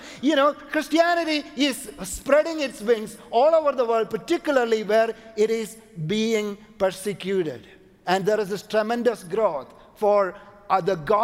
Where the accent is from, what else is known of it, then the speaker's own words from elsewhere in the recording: Kochi, Kerala, India; moved away as an adult; also born or lived in Canada; we went to my hometown in India, it's called Kochi.